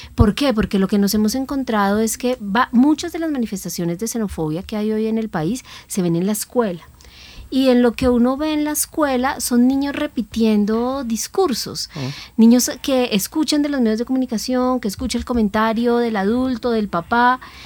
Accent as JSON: {"language": "Spanish", "country": "Colombia"}